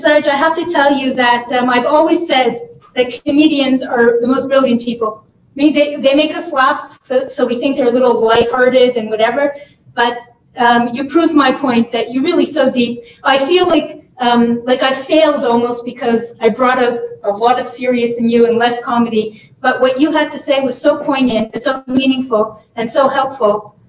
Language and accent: English; Montreal, Quebec, Canada; It's funny, because when I'm in Canada, people say, oh, where are you from? I'm like, I'm from here.